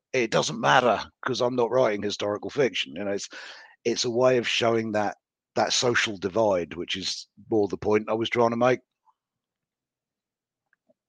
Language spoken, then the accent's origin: English; United Kingdom; I'm British